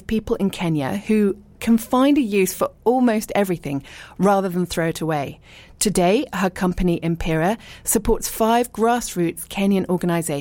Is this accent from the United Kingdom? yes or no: yes; Richmond, London, United Kingdom; moved away as an adult; also born or lived in abroad / East Sheen; I was born in Richmond and I lived and worked in London, but then lived abroad for a really long time. I'm now back in the UK and I live in East Sheen